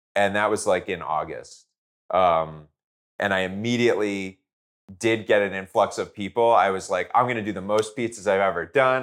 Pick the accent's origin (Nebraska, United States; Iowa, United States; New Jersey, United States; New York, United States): New Jersey, United States; now in Los Angeles, United States; I grew up in Jersey